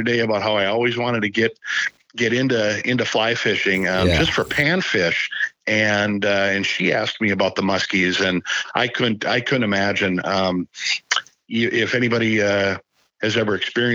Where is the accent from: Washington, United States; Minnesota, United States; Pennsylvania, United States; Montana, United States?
Minnesota, United States; Shakopee; also born or lived in Grand Rapids, Minnesota; I grew up in Shakopee, Shakopee, Minnesota